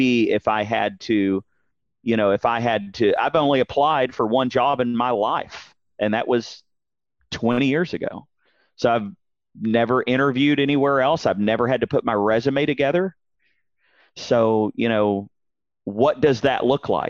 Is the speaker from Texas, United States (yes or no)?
yes; Dallas, Texas, United States; born and raised in Dallas-Fort Worth, heart of Texas